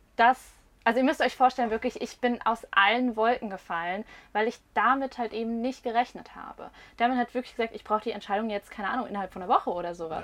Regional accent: Rhine-Main area, Germany; wir kommen tatsächlich aus dem Rhein-Main-Gebiet

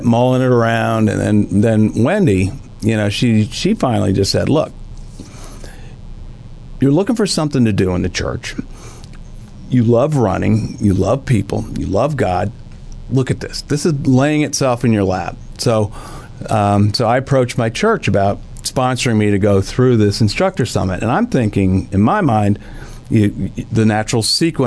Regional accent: Wilkes-Barre, Pennsylvania, United States; moved away as an adult; also born or lived in Philadelphia area / Lancaster County, Pennsylvania; now in Tennessee Valley, United States; I grew up in the Wilkes-Barre area

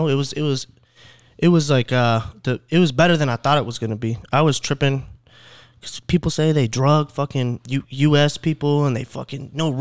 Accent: Clear Lake, Texas, United States; born or raised there

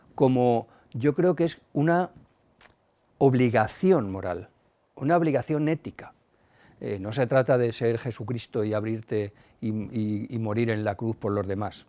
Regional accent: Madrid, Community of Madrid, Spain; la movida de mi barrio, yo soy de Carabanchel.

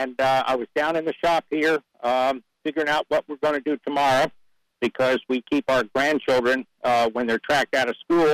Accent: Drexel Hill, Pennsylvania, United States; also born or lived in Wake County, North Carolina; now in North Carolina, United States; I was raised outside of Philadelphia in a small community called Drexel Hill, Upper Darby Township

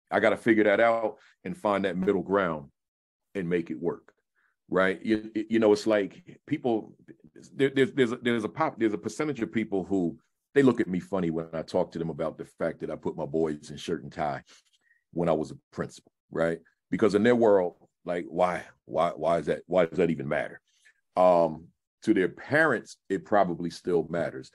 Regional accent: New Jersey, United States; also born or lived in New York City; I'm a Jerseyite. I'm not from New York, but I started my career in New York

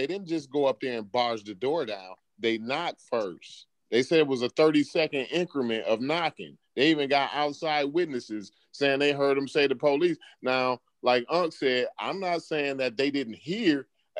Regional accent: Charleston, United States; I'm from Charleston.

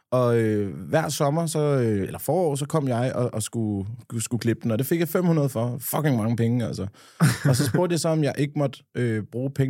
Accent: Nykøbing Falster, Zealand, Denmark; dernede, hvor jeg er fra, en gang inden jeg var, havde fået hår på løgne i, øh, nede på Kulturfabrikken i Nykøbing Falster.

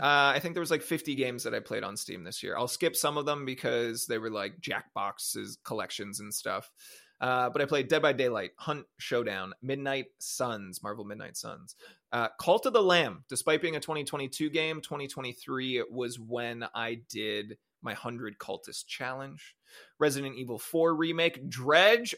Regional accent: Canada; I'm Canadian

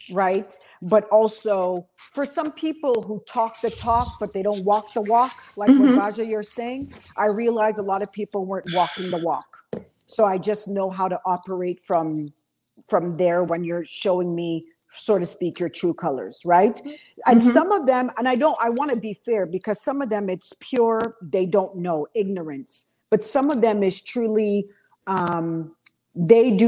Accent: Montreal, Quebec, Canada; I grew up in Montreal, Quebec. Like my parents are from Trinidad

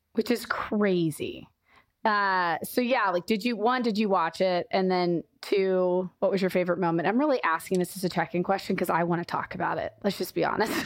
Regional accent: Kansas City, Missouri, United States; I grew up in Kansas City

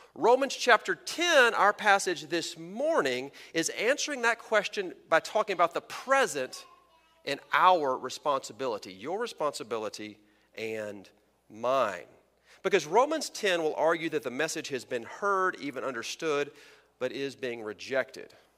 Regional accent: Texas, United States; Texans, my home country, I mean state

